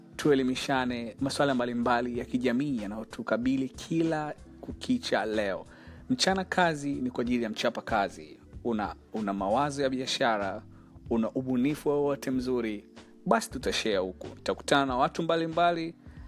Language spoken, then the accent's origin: Swahili; Arusha, Tanzania; now in Dar es Salaam, Tanzania; Natokea Dar es Salaam, naishi Dar es Salaam, ni mzaliwa wa Arusha